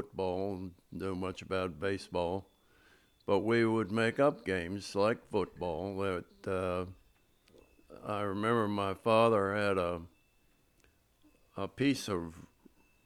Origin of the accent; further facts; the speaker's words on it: Chestertown, Maryland, United States; moved away as an adult; also born or lived in Easton, Maryland; now in Annapolis, United States; I was born in Easton, Maryland, and lived most of my childhood life in Chestertown